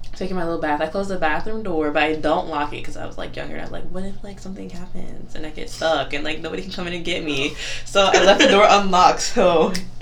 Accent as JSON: {"language": "English", "town": "Raleigh", "region": "North Carolina", "country": "United States"}